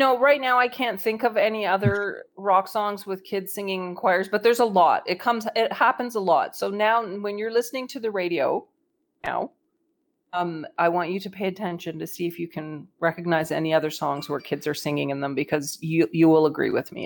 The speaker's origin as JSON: {"language": "English", "country": "Canada", "said": "I'm Canadian"}